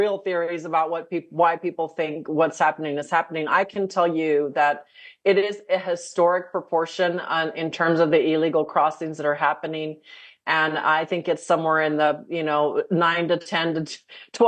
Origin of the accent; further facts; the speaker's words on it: El Paso, Texas, United States; moved away; my hometown of El Paso